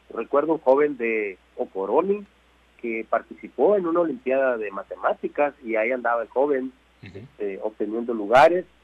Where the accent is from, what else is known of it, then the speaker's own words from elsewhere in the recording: Batequitas, Sinaloa, Mexico; yo soy de Batequitas, es mi pueblo.